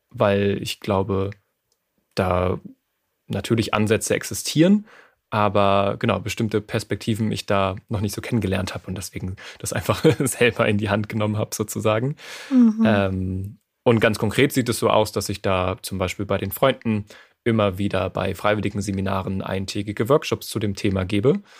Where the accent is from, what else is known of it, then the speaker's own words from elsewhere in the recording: France; born there; ich bin in Frankreich geboren.